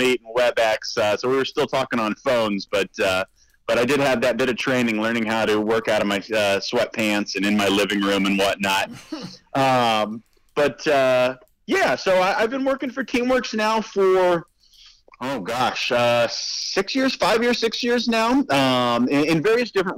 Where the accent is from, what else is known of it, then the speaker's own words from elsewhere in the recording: Middle Tennessee, United States; moved away as an adult; also born or lived in Chicago; now in West Michigan, United States; I'm from Middle Tennessee